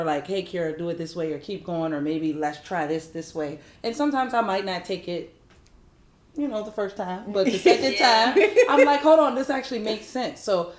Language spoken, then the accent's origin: English; Virginia, United States; now in Los Angeles, United States; I'm from Virginia